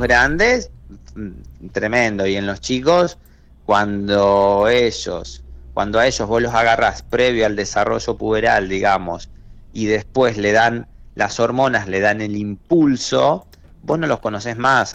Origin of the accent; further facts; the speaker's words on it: Trenel, La Pampa, Argentina; also born or lived in Córdoba / Buenos Aires; yo soy de Trenel y nací allá. Cuando yo era chico, iba a visitar a mis amigos